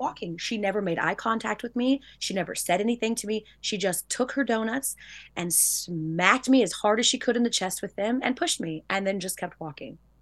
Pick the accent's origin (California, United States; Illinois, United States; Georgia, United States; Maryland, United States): Georgia, United States; I'm from Georgia